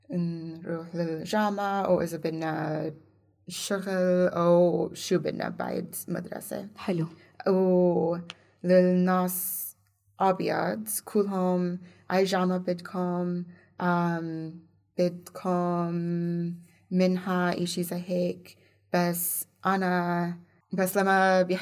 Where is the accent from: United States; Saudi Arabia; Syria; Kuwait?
United States; Indiana; Arabic is a second language; مايك بنس أوكي. من انديانا من مدينتي